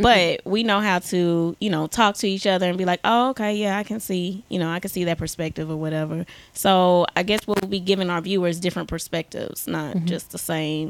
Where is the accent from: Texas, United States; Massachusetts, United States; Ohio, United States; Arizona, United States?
Texas, United States; DeSoto; moved away as an adult; now in Austin, United States; if we want to get technical, I'm from DeSoto.